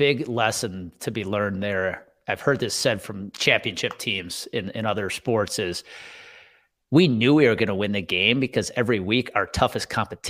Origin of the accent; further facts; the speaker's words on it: Wisconsin, United States; Well, let's talk about Trinity, because I'm from Wisconsin.